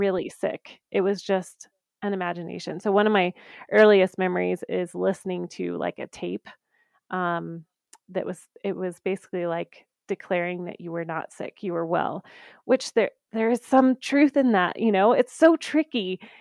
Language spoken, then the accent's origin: English; the South, United States; now in Colorado, United States; I grew up in the South